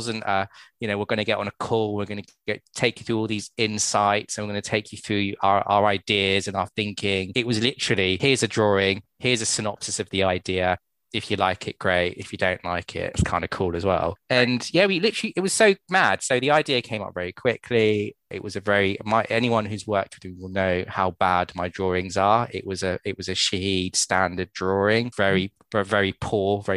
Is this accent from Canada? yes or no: no; United Kingdom; As British people over in the UK